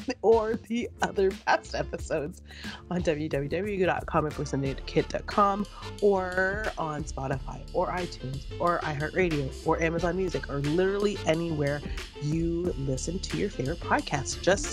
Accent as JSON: {"language": "English", "town": "Markham", "region": "Ontario", "country": "Canada", "said": "what are the chances that, like, we're on the same show right now and we're both from Markham, Ontario?"}